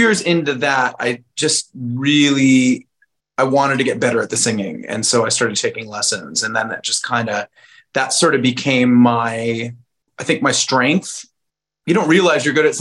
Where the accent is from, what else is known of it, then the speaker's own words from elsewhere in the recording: San Diego, California, United States; also born or lived in Indianapolis; I was only born there. I grew up in San Diego